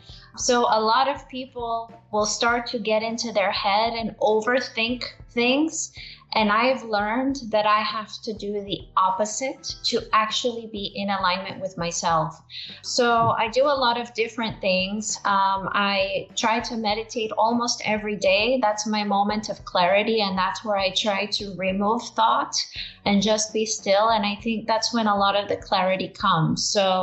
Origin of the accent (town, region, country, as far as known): Brownsville, Texas, United States; born or raised there